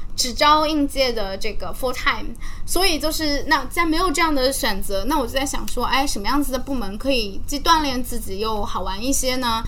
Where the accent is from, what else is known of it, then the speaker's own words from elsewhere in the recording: Zhejiang, China; 因为我是浙江人嘛